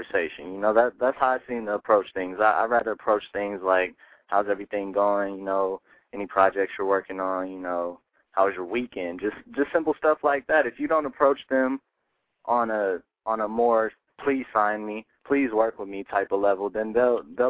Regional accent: Colorado, United States; I'm coming from Colorado, so out in Colorado, there's not too much contact with anybody big

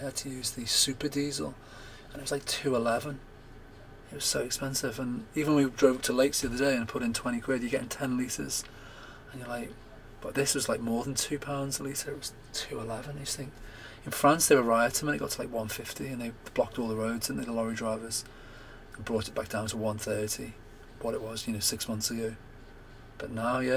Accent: United Kingdom; we're brought up as British, English, whatever, Scottish, Welsh

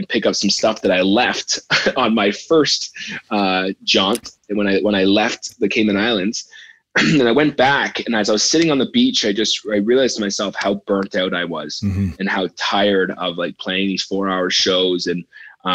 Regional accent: Canada; moved away as an adult; also born or lived in Nashville; back in my home country

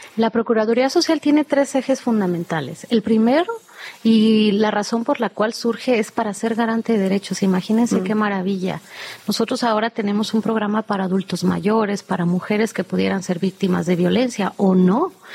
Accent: Mexico City, Mexico; de nosotros como chilangos

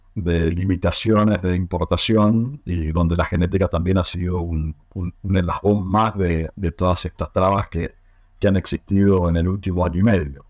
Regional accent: Argentina

